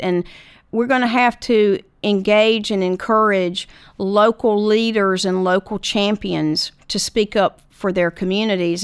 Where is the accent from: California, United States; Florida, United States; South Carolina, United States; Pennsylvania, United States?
South Carolina, United States; Lake View; I was from Lakeview